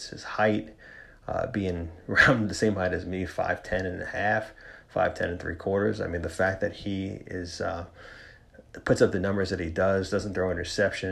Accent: New York, United States; as a New Yorker

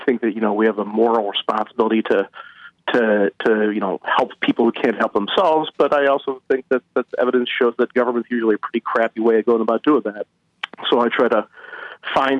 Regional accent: Grosse Pointe, Michigan, United States; I grew up in Grosse Pointe, living next door to Detroit

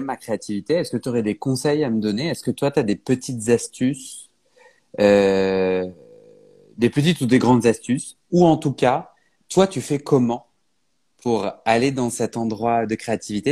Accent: Paris, Île-de-France, France; je suis parisien

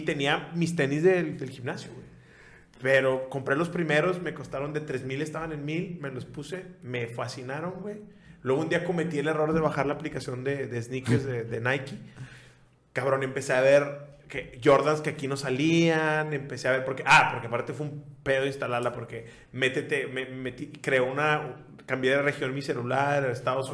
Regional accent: Nuevo Laredo, Tamaulipas, Mexico; Yo soy de Nuevo Laredo

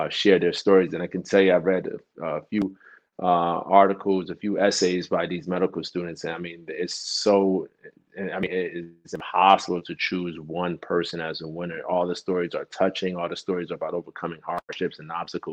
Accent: Newark, New Jersey, United States; when we were high school students and growing up in Newark, New Jersey

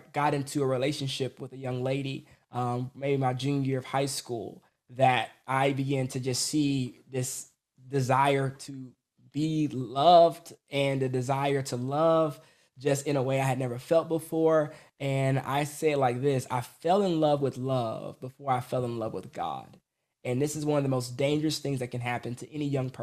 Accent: Atlanta, Georgia, United States; I was born in Atlanta, Georgia, to a, what I call it, basically semi-Christian, you know, parents

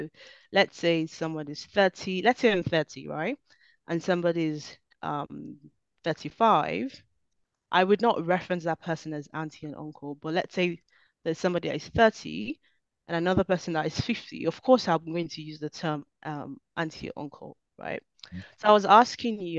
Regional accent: Nigeria; I am Nigerian born

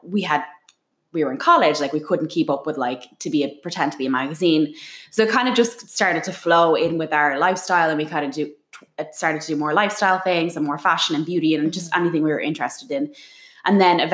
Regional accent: Dublin, Leinster, Ireland; moved away as an adult; now in New York City, United States; I was born in Dublin, and I went into education in Dublin

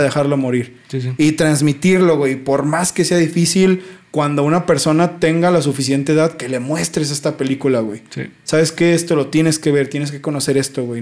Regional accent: Mexico; como mexicano

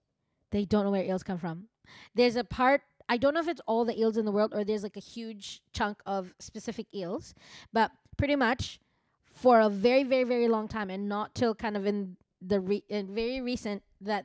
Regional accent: New York, United States; All I'm going to say is, I'm from New York.

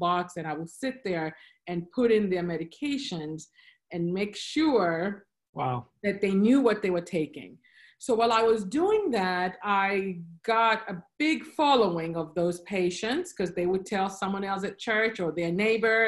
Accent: Kenya; moved away as an adult; also born or lived in Blacksburg, Virginia / Philadelphia; now in Charlotte, United States; I was originally born and raised in Kenya

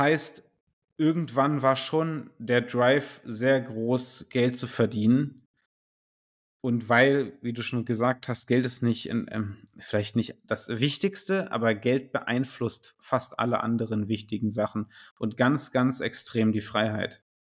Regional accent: Göttingen, Lower Saxony, Germany; ich komme aus Göttingen

